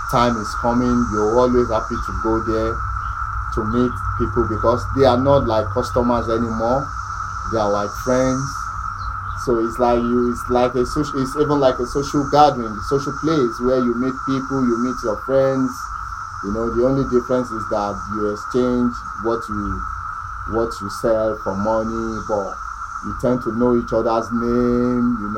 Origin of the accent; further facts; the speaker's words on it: Yoruba land, Yorubaland, Nigeria; moved away as an adult; also born or lived in Brookville, United States; now in United States; in Nigeria, I'm from Yoruba tribe of Nigeria